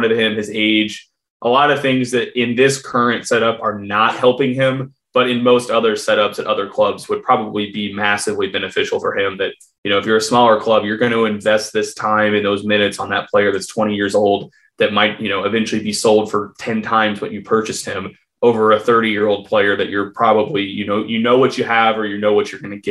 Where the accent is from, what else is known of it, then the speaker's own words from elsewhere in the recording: United States; I am American